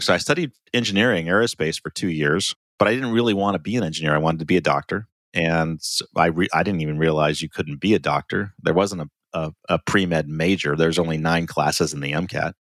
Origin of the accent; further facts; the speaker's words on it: Ohio, United States; I grew up in Ohio, um, and so small town Ohio